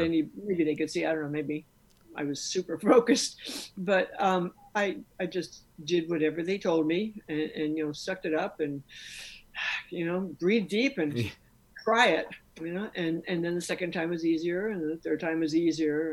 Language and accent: English; New York City, New York, United States; I'm from New York City